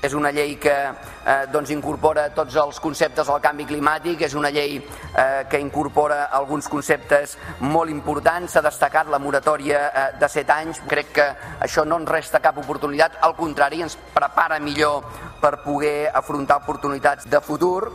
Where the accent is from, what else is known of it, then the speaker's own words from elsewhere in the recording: Cornellà de Llobregat, Catalonia, Spain; són la meva comarca, que és primer pla la empresa Siemens de Cornellà, doncs això també és realitat, molts de nosaltres hem nascut en aquesta realitat